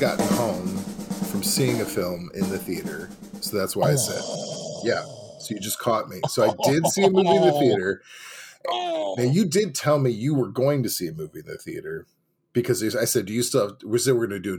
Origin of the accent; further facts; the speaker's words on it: St. Louis, Missouri, United States; I'm from St. Louis